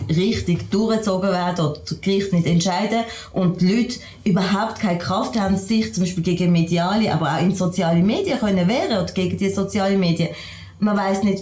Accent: Switzerland; Als, als, als Schweizerin kenne ich das natürlich anders

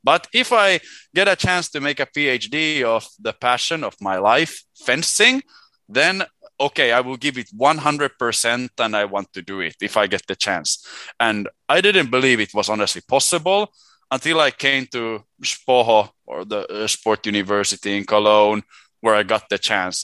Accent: Helsinki, Uusimaa, Finland; first language Swedish and Finnish; English is a second language; moved away as an adult; also born or lived in Sweden; I was born in Helsinki in 93

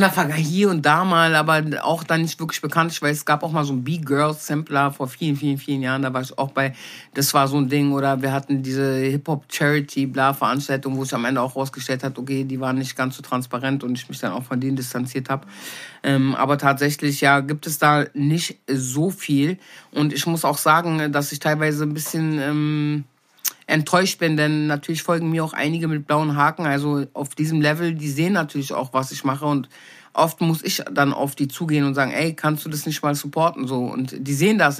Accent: Berlin, Germany; ich bin nicht in Berlin geboren, bin aber mit wenigen Monaten hergekommen

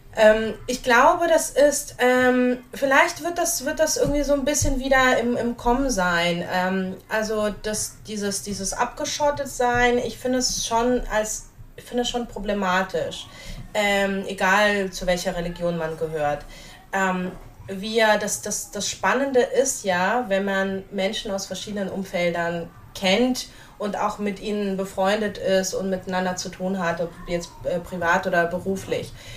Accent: Hamburg, Germany; German is a second language; moved away as an adult; also born or lived in Dnipro, Ukraine; now in Ra'anana, Israel; bin dann äh, mit einem Teil meiner Familie eben äh, nach Deutschland ausgewandert, als ich zehn war. Und in Hamburg eben aufgewachsen

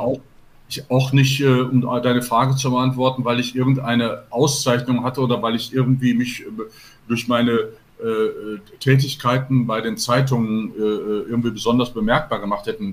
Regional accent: Gladbeck, North Rhine-Westphalia, Germany; moved away; also born or lived in Gelsenkirchen; ich bin gebürtig aus Gelsenkirchen und bin in Gladbeck aufgewachsen

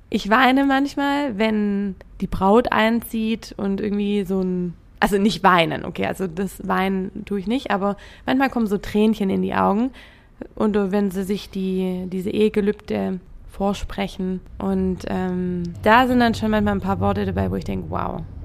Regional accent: Trochtelfingen, Baden-Württemberg, Germany; moved away as an adult; now in Hamburg, Germany; nach Trochtelfingen, wo ich herkomme

